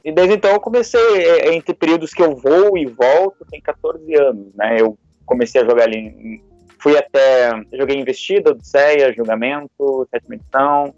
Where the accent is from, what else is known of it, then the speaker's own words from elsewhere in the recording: Curitiba, Paraná, Brazil; eu sou de Curitiba